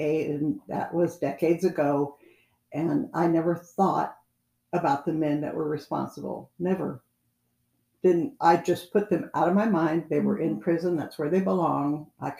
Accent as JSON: {"language": "English", "region": "California", "country": "United States", "said": "I was from California"}